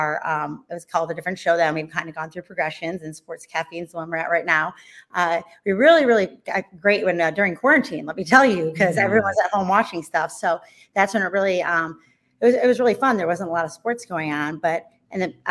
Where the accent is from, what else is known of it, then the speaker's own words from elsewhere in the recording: Cleveland, Ohio, United States; growing up in Cleveland, the weather is terrible 9 months of the year